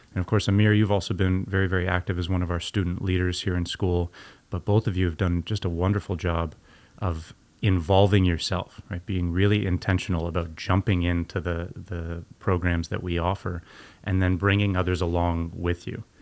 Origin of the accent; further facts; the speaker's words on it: Canada; growing up in Canada